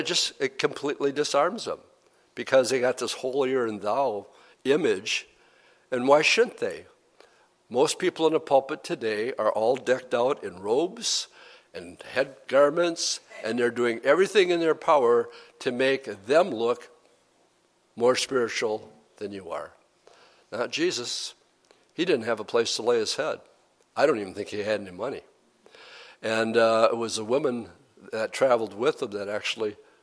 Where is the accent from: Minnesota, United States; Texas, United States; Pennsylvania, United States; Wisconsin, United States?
Wisconsin, United States; Appleton; I'm from Appleton, Wisconsin